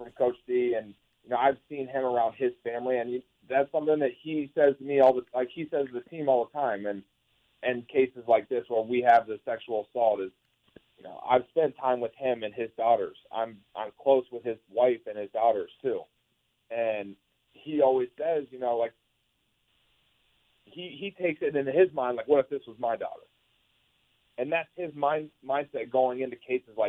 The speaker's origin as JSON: {"language": "English", "town": "Columbus", "region": "Ohio", "country": "United States", "tie": "born or raised there", "also_born_or_lived": "Michigan", "moved": "as an adult", "said": "I grew up in Columbus, Ohio, about 5 minutes from Ohio State"}